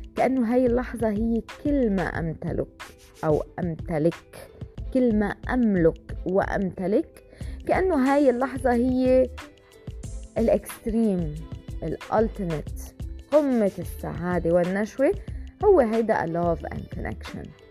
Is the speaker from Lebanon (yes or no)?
yes; Lebanon; أنا من لبنان